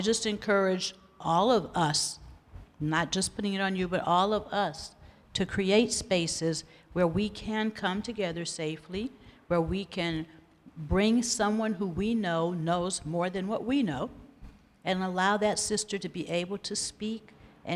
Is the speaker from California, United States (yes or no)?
yes; Los Angeles, California, United States; I'm from South Los Angeles